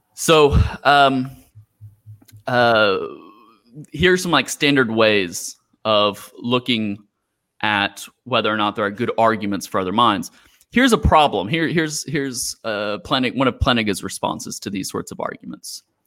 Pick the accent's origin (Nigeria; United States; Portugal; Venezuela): United States; Houston, Texas; moved away as an adult; now in Macau, China; I'm from Houston.